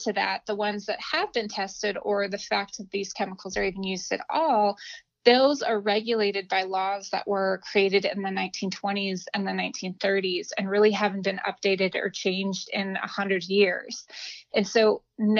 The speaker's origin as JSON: {"language": "English", "town": "Albuquerque", "region": "New Mexico", "country": "United States", "tie": "born or raised there", "also_born_or_lived": "Los Angeles / New York", "moved": "as an adult", "said": "I grew up in Albuquerque, New Mexico, which is where I live now."}